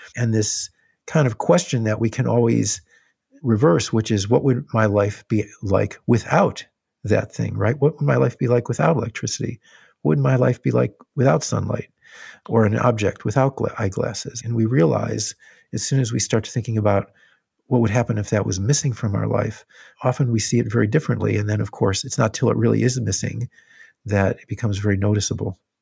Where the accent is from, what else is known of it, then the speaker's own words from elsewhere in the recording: Illinois, United States; where I grew up in Illinois